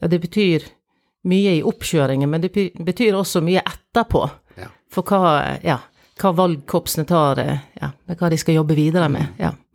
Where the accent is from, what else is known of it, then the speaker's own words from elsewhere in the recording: Sotra, Vestland, Norway; jeg kommer jo fra Sotra, fra Janitsjarkorps